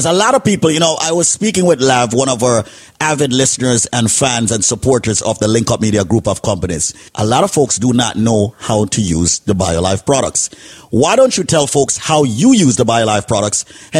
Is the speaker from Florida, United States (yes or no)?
no; Bronx, New York, United States; Bronx, New York, the second neighborhood that I grew up in.